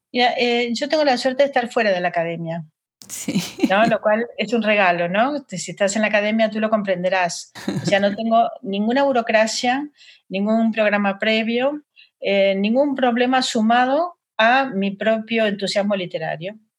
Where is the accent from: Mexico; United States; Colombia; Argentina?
Argentina; Buenos Aires; moved away as an adult; now in Madrid, Spain; soy de Buenos Aires